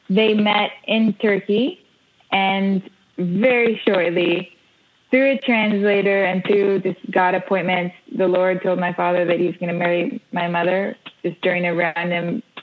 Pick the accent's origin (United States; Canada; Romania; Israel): Israel; We moved here, and we grew up here in Israel. Israel being the base of my family's work.